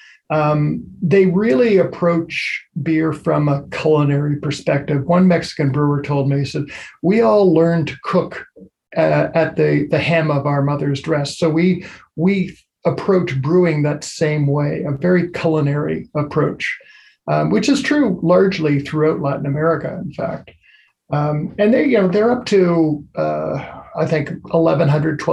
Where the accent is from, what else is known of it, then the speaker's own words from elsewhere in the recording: Canada; my home country